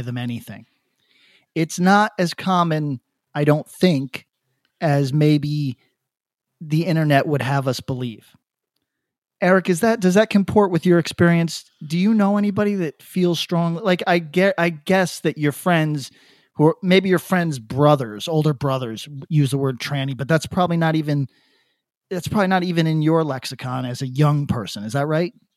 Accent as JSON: {"language": "English", "region": "Northeast", "country": "United States", "tie": "born or raised there", "also_born_or_lived": "New York City", "said": "I grew up in the Northeast"}